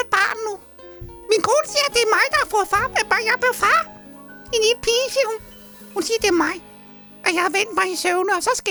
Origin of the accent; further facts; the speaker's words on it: Roskilde, Zealand, Denmark; Jeg er fra Roskilde